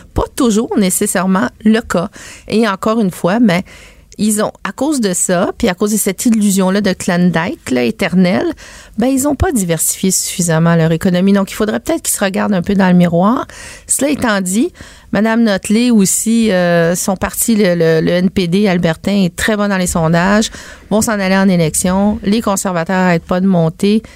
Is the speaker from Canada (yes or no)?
yes; Quebec, Canada